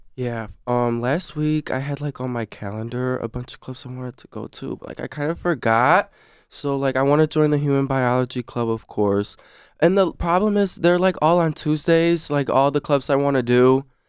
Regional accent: South Lyon, Michigan, United States; I'm from South Lime, too

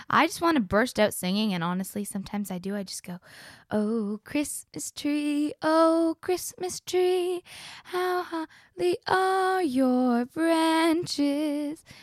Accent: Canada; I'm a Canadian and a Floridian

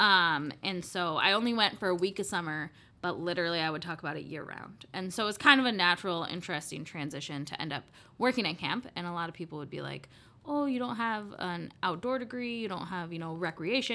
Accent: Des Moines, Iowa, United States; also born or lived in Minnesota; now in Dubuque, United States; I grew up in Beaverdale

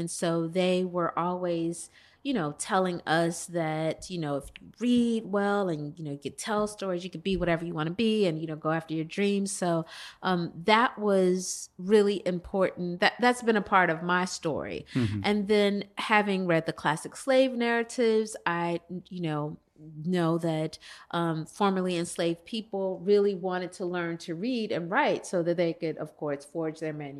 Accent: Chicago, Illinois, United States; So I was born and raised on the South Side of Chicago, the youngest by about 13 years.

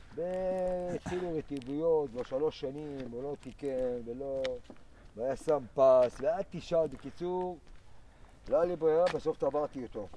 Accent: Ein HaEmek, Northern District, Israel; moved away as an adult; now in Yokneam, Israel; אני במקור מעין העמק

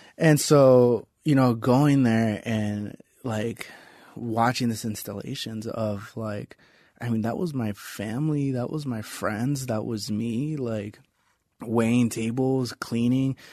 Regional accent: Las Vegas, Nevada, United States; I grew up in East Las Vegas.

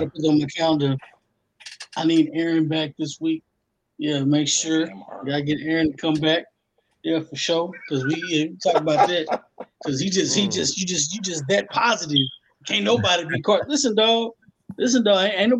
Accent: Tyler, Texas, United States; I'm from Tyler, you can't just go

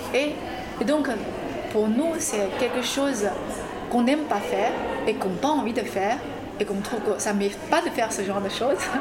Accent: China; French is a second language; moved away as an adult; also born or lived in Grenoble, France; now in France; je suis une chinoise

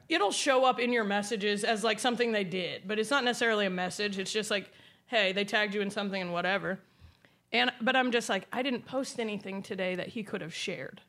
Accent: Indiana, United States; I grew up in Drive Your Tractor to School Day, Indiana

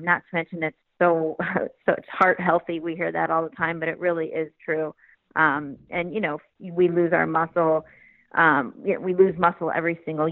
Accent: Glen Ellyn, Illinois, United States; also born or lived in Florida; I grew up in Chicago, a suburb called Glen Ellyn outside of the city.

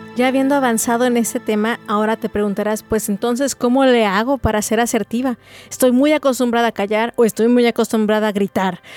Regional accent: Mexico; also born or lived in Guadalajara, Jalisco; como buenos mexicanos truncamos mucho eso

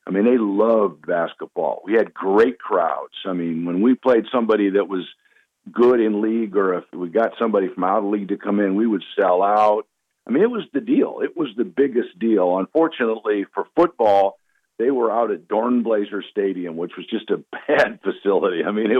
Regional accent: Missoula, Montana, United States; I did a lot of growing up in Missoula, Montana.

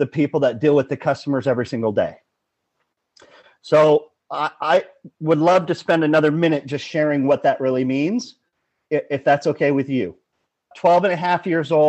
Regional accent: Los Angeles, California, United States; Born and raised in Los Angeles.

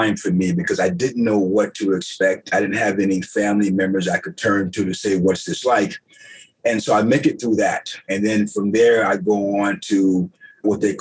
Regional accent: Jacksonville, Florida, United States; also born or lived in New York City; I grew up in Jacksonville, Florida, and I spent quite a bit of time in New York City.

